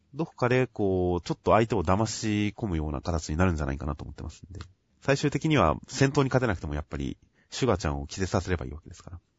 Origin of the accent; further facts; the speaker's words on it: Kanagawa, Japan; 僕は地元の神奈川